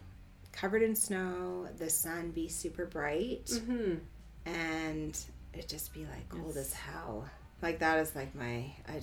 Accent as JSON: {"language": "English", "region": "Northern Alberta", "country": "Canada", "tie": "born or raised there", "also_born_or_lived": "Jasper / Saskatchewan / Edmonton", "said": "So I grew up in Northern Alberta."}